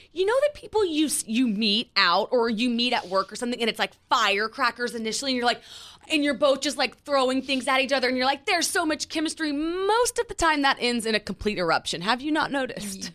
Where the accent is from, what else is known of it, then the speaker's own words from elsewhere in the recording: Oklahoma, United States; moved away as an adult; now in New York City, United States; we're from Oklahoma